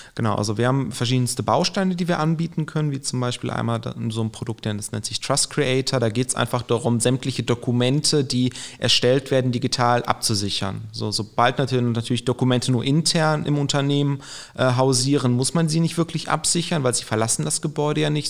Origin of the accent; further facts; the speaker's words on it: Aachen, North Rhine-Westphalia, Germany; moved away as an adult; now in Gelsenkirchen, Germany; ich gebürtig aus Aachen komme